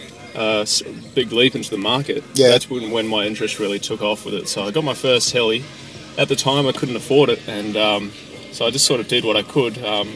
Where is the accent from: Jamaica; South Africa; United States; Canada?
South Africa; also born or lived in New Zealand; No, I'm actually South African.